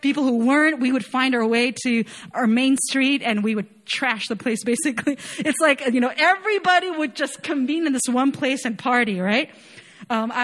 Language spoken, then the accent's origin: English; Chile; moved away as an adult; also born or lived in Chapel Hill, North Carolina; I was born and raised in Chile, right? I lived there all my life